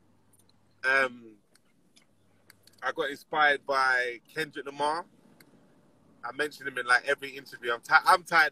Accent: London, United Kingdom; I'm an artist from North London

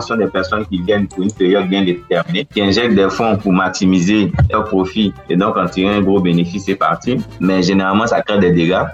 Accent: western Côte d'Ivoire, Côte d’Ivoire; French is a second language; je suis de l'ouest de la Côte d'Ivoire

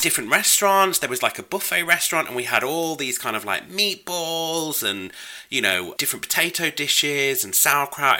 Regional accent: United Kingdom; I am festively British

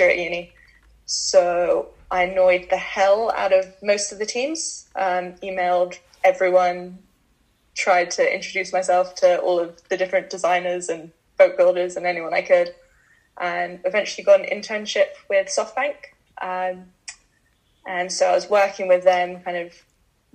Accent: Bermuda; I grew up in Bermuda

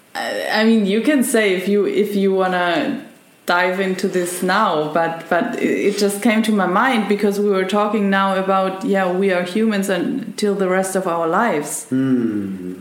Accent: Germany; I'm half German. but no, no, I grew up in Germany

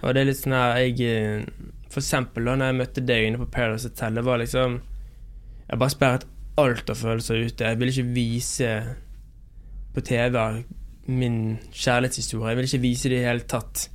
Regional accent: Bergen, Vestland, Norway; moved away; når jeg er hjemme i Bergen og har vært hjemme i Bergen noen uker

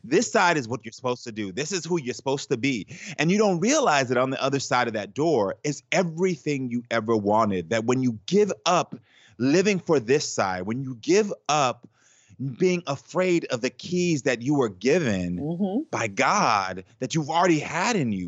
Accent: Texas, United States; growing up in the South

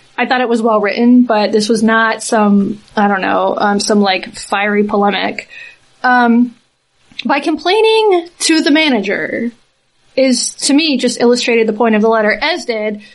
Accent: Southeast, United States; I'm from the Southeast

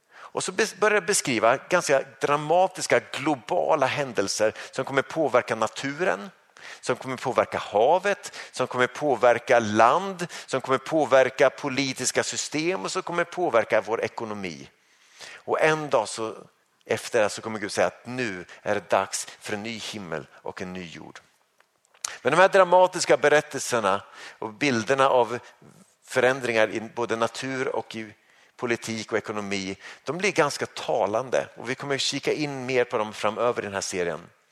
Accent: Sweden; som svensk

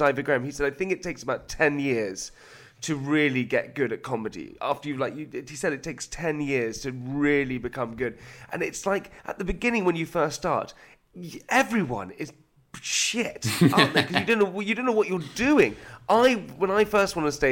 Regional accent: United Kingdom; being British

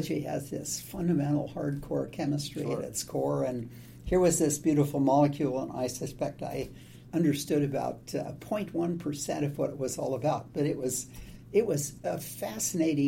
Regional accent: Montana, United States; moved away as an adult; also born or lived in Missoula, Montana / Ramsey, Montana / Shelby, Montana; now in Seattle, United States; I went through to first grade, and then we started moving around the state

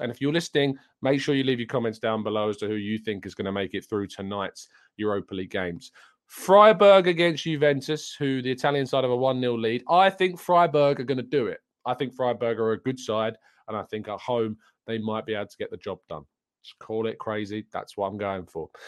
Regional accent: England, United Kingdom; I am English

